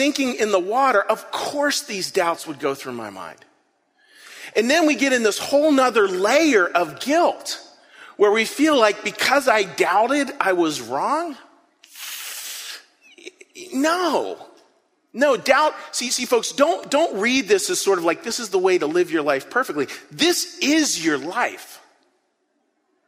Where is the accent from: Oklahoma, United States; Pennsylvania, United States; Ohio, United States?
Pennsylvania, United States; Western; I grew up in Western Pennsylvania, sort of a pretty rough area of Western Pennsylvania